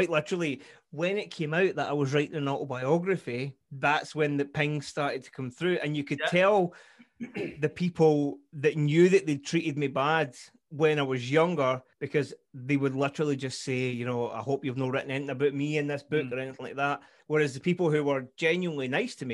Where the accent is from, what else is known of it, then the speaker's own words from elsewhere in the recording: Glasgow, Scotland, United Kingdom; moved away as an adult; now in Forfar, United Kingdom; Born east end of Glasgow, born and bred.